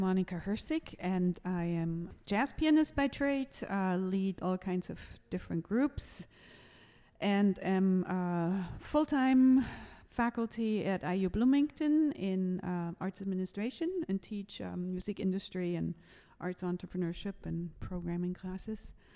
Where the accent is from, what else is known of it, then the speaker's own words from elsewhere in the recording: Germany; moved away as an adult; I grew up in Germany